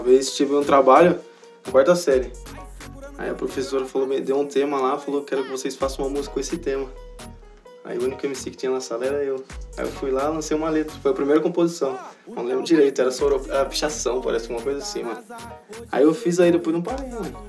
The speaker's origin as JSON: {"language": "Portuguese", "town": "Itapeva", "region": "São Paulo", "country": "Brazil", "said": "sou lá de Itapeva"}